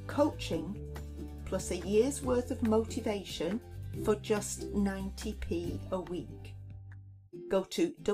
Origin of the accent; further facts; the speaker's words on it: Lancashire, North West England, United Kingdom; I'm from Lancashire, other side of the Pennines.